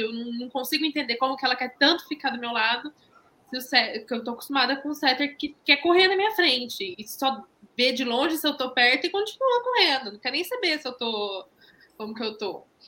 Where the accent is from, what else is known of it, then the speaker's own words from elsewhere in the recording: Londrina, Paraná, Brazil; sou de Londrina, no Paraná